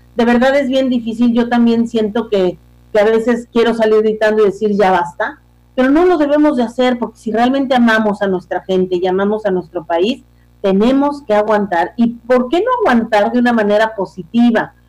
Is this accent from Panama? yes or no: no; Mexico; somos mexicanos